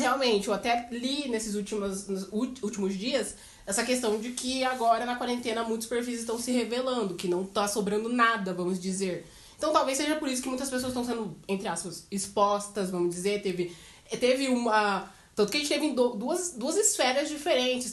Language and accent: Portuguese; Cascavel, Paraná, Brazil; eu sou de Cascavel